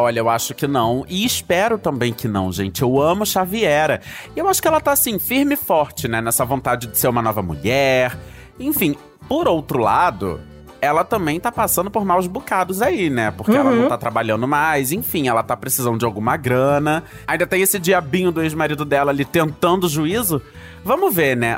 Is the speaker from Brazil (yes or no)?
yes; Brazil; eu nunca saí do Brasil